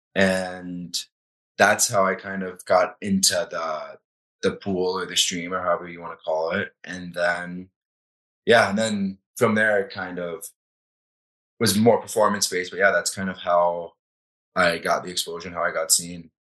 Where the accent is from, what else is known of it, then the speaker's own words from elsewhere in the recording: Florida, United States; now in Calgary, Canada; growing up in Florida, there's not a ton of hockey.